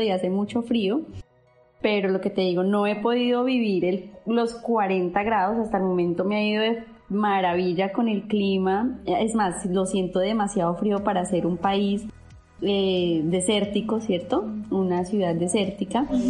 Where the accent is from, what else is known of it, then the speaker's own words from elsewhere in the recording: Bogotá, Colombia; moved away as an adult; also born or lived in Medellín; now in Dubai, United Arab Emirates; soy de Bogotá